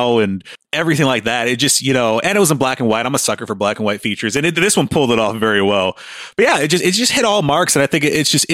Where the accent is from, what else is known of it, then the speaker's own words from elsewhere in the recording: United States; I'm an American